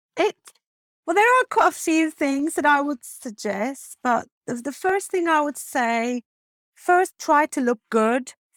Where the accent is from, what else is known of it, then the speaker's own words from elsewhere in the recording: Turkey; English is a second language; moved away as an adult; also born or lived in Istanbul; now in Rottingdean, United Kingdom; I'm originally from Turkey